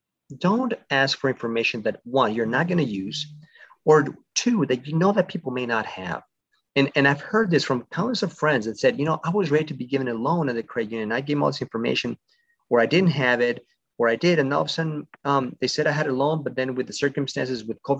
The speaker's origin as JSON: {"language": "English", "country": "Mexico", "tie": "born or raised there", "moved": "yes", "lives_now": "United States", "said": "I'm originally from Mexico. I was born there, but my family migrated to the States many years ago"}